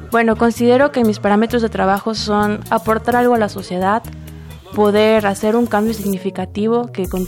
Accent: Tuxtla Gutiérrez, Chiapas, Mexico; soy de Tuxtla Gutiérrez y estudio la licenciatura en Ciencias de la Tierra en la Universidad de Ciencias y Artes de Chiapas.

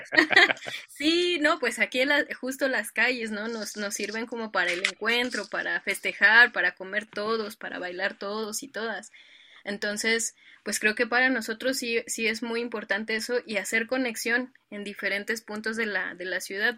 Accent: Mexico City, Mexico; yo soy originaria de un pueblo de aquí de la Ciudad de México que se llama San Luis Tlaxialtemalco

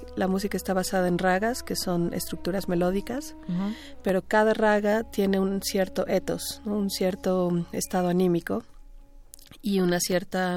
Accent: Mexico; also born or lived in India; yo como mexicana

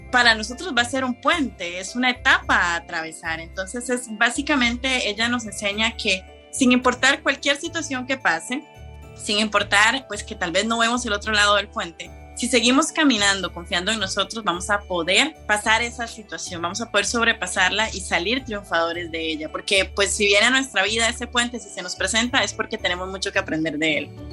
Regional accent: Costa Rica; moved away as an adult; now in Switzerland; yo soy costarricense

